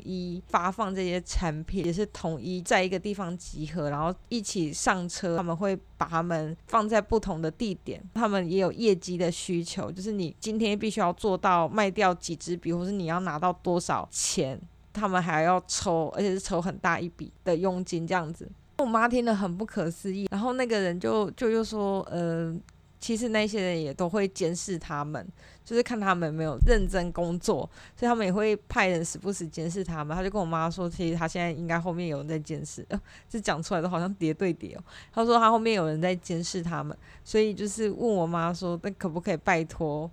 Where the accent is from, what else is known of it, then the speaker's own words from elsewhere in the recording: Taichung, Taiwan; 我是台中人，呃，以前国中的时候，假日都会跟我妹妹一起去台中图书馆